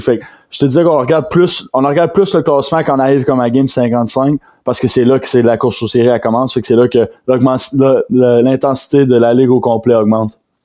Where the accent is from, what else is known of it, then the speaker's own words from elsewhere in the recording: Rimouski, Quebec, Canada; je viens de Rimouski